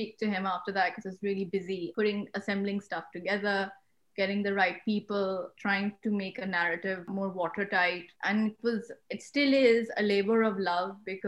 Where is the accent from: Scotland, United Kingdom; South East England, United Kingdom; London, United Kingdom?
London, United Kingdom; moved away as an adult; now in Pakistan; I'm from London